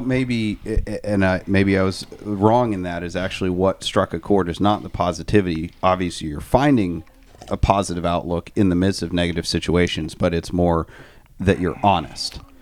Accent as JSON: {"language": "English", "region": "Maine", "country": "United States", "said": "I am from Maine"}